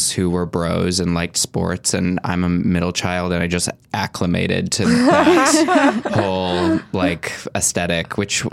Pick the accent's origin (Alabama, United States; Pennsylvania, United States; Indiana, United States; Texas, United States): Indiana, United States; Valparaiso; now in Los Angeles, United States; I'm from a town called Valparaiso, and there wasn't a mall in our town